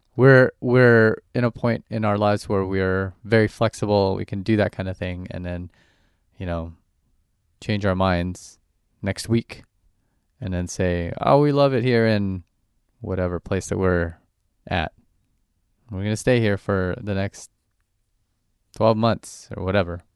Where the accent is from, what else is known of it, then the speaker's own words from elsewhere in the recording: Orange County, California, United States; growing up in Orange County and Orange County is just like a giant suburb